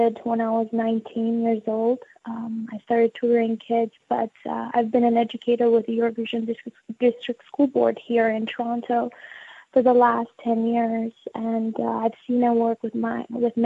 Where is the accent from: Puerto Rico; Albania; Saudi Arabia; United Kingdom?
Albania; now in Canada; growing up in Albania as well as coming here